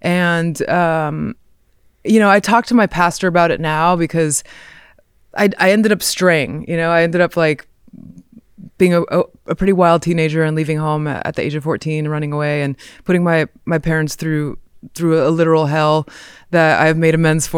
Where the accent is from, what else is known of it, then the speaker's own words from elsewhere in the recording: Montemorelos, Nuevo León, Mexico; born there; I was born in Mexico in 1982, and my parents they're missionary Christians.